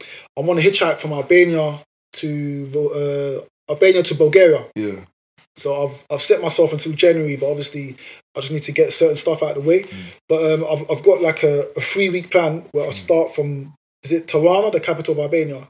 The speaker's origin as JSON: {"language": "English", "region": "New York", "country": "United States", "said": "bro, I'm from New York, we don't do that type of stuff."}